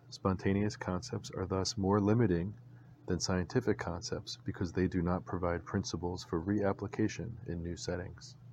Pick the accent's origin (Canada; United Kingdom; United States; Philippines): United States; Virginia; now in Georgia, United States; a bird I had come to know growing up in Virginia